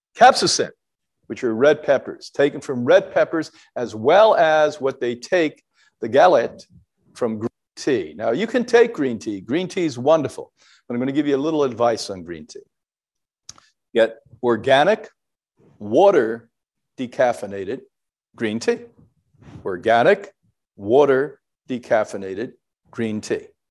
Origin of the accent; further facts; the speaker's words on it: Ireland; as an Irish person